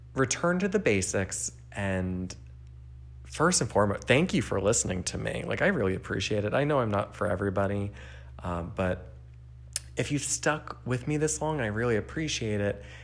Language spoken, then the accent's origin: English; New Jersey, United States; I grew up in New Jersey